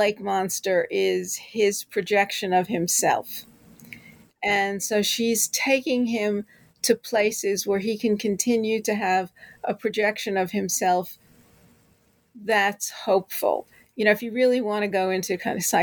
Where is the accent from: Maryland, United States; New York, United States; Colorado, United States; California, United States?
New York, United States; New York City; I grew up in New York City. I love the city. It's in my blood.